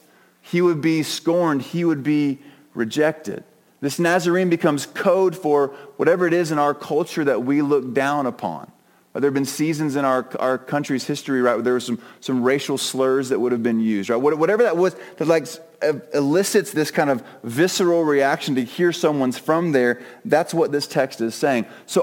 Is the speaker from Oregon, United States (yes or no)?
no; Oklahoma, United States; also born or lived in North Carolina / Australia / Germany; So I was born in North Carolina, and then we moved to Australia. So I had a really funky southern Australian accent for a while. And then we moved from Germany to Oklahoma, and I came kind of middle school and high school